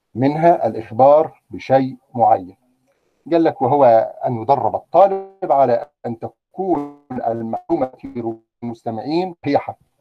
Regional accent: Egypt; عندنا في مصر

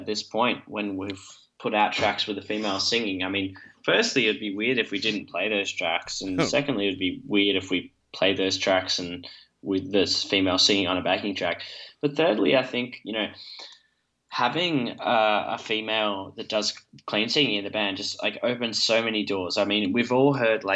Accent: Perth, Western Australia, Australia; we're all from Perth.

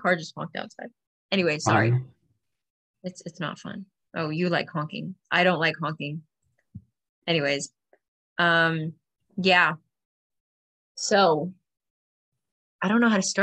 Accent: United States; we're from America

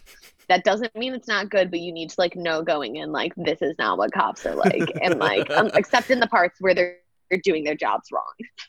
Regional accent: Chicago, Illinois, United States; now in Los Angeles, United States; I'm lucky that I grew up in Chicago, which is, like, as far as it goes, a pretty liberal city.

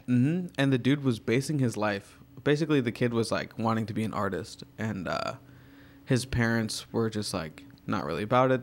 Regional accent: Virginia, United States; now in New York, United States; I grew up in Virginia

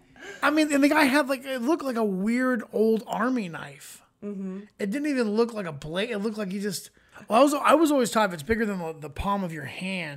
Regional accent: Florida, United States; growing up in Florida, like, people kept guns in their car constantly.

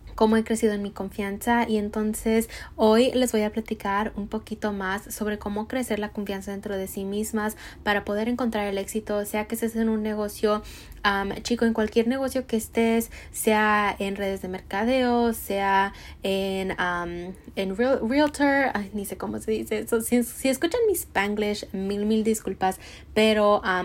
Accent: Mexico; soy mexicana

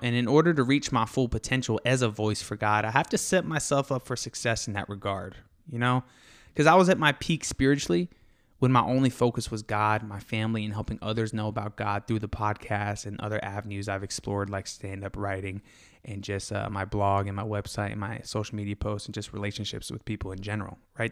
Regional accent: Florida, United States; also born or lived in Fort Lauderdale, Florida / Valrico, Florida / Brandon, Florida; now in Texas, United States; I grew up in Florida, uh, Fort Lauderdale, and an overpopulated city near Tampa called Valrico in Brandon, Florida.

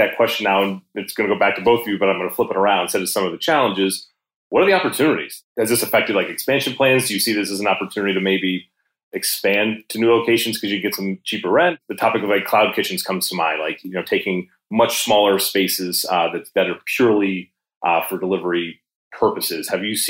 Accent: Chicago, Illinois, United States

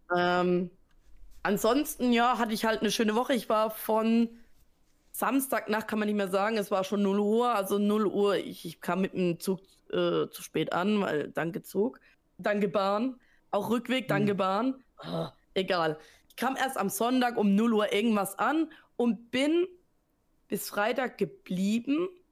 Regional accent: Southern Germany, Germany; ich komme aus Süddeutschland

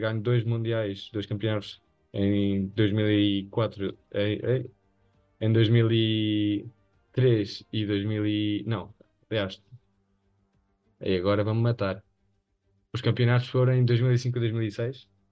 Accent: Spain; aqueles que somos espanhóis

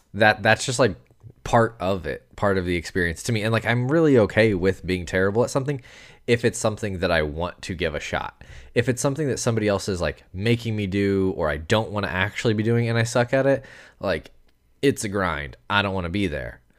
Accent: United States; I'm American

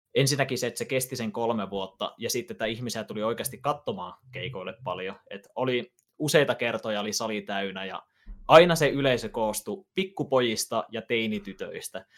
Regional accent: Ylivieska, North Ostrobothnia, Finland; mä oon Ylivieskasta, Pohjois-Pohjanmaalta kotosi

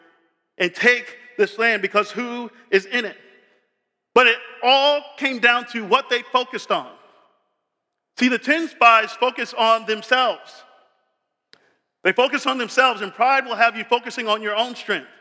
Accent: Tampa, Florida, United States; I grew up in Tampa.

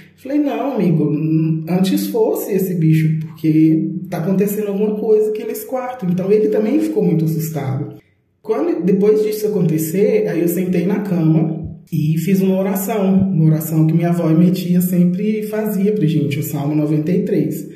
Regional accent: Belo Horizonte, Minas Gerais, Brazil; eu sou de Belo Horizonte, Minas Gerais

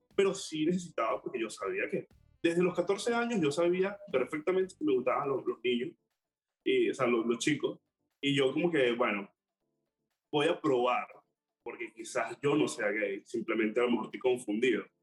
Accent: Maracay, Aragua, Venezuela; moved away as an adult; now in Panama; Yo soy de Maracay, la mejor ciudad del mundo.

